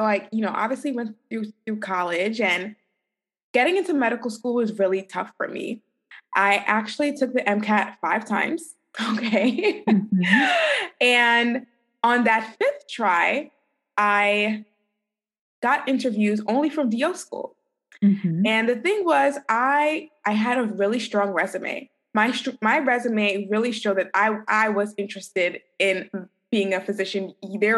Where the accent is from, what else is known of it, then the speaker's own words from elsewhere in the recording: New York City, New York, United States; moved away as an adult; also born or lived in Kirksville, Missouri; I'm originally from New York City.